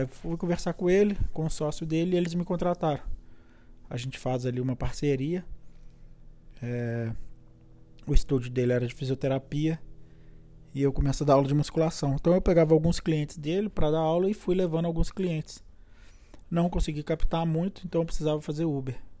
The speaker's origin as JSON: {"language": "Portuguese", "town": "Belo Horizonte", "region": "Minas Gerais", "country": "Brazil", "tie": "born or raised there", "also_born_or_lived": "Brasília / Boston", "moved": "as an adult", "lives_now": "San Diego, United States", "said": "Eu sou natural de Belo Horizonte"}